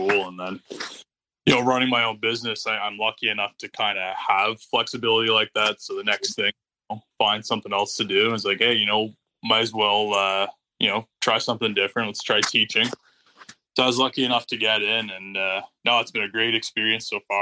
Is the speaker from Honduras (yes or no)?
no; Canada; we're from Canada, and we both work at Algonquin College.